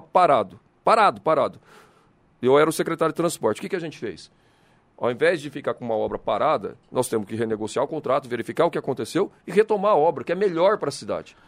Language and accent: Portuguese; São José dos Campos, São Paulo, Brazil; Eu sou nascido em São José, sou filho de mineiro, mas nascido em São José.